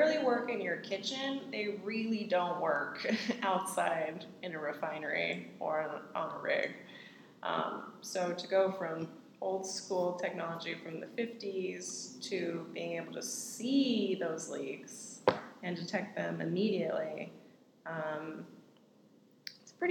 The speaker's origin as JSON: {"language": "English", "town": "Huntsville", "region": "Alabama", "country": "United States", "tie": "born or raised there", "moved": "as an adult", "lives_now": "Houston, United States", "said": "I grew up in Huntsville, got out of Alabama pretty much as soon as possible."}